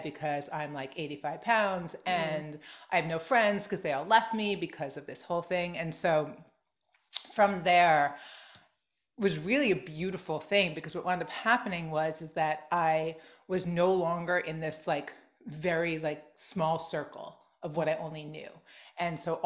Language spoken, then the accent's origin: English; Long Island, New York, United States; I grew up in Long Island and I never totally fit